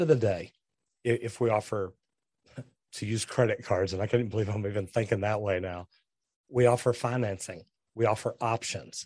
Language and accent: English; Texas, United States; I'm from Texas